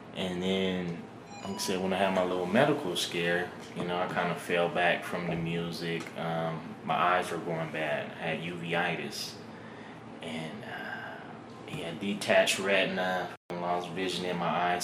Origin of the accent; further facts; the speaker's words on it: Reno, Nevada, United States; Born and raised in Reno.